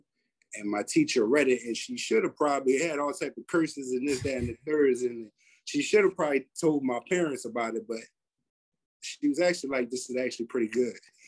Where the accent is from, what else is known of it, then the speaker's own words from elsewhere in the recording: Philadelphia, Pennsylvania, United States; I was born in North, pretty much Mansion on Napa Street, raised in West, Overbrook.